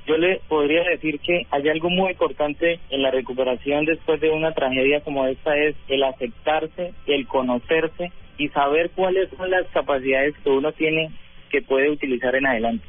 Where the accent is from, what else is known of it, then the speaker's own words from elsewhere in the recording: Bucaramanga, Santander, Colombia; also born or lived in Bogotá; pedí traslado para mi ciudad natal, que es acá Bucaramanga